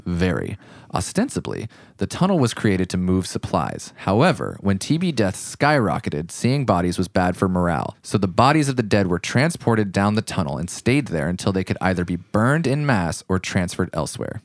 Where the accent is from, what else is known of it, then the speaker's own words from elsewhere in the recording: California, United States; As a snooty Californian